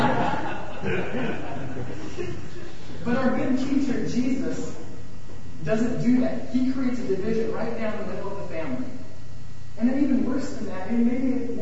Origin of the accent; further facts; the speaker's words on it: Iowa, United States; now in California, United States; I'm from Iowa originally